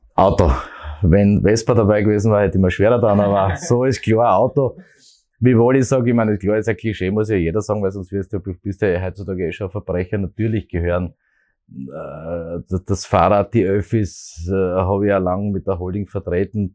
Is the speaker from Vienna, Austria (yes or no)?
no; Graz, Styria, Austria; ich bin ein Grazer, bin mit Leidenschaft Grazer